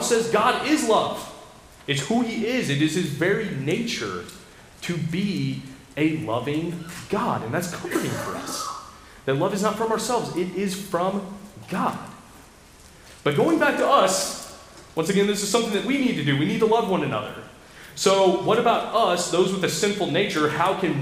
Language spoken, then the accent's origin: English; United States; as an American